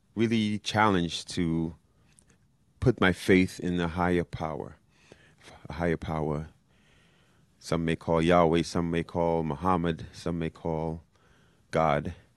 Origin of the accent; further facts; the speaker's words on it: New York City, New York, United States; moved away; I haven't seen my hometown city in over a year, by far the longest I've been away from New York